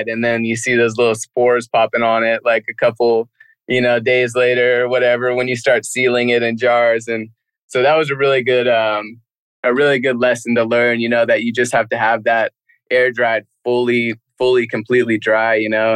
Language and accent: English; Lake County, California, United States; took out 70% of my hometown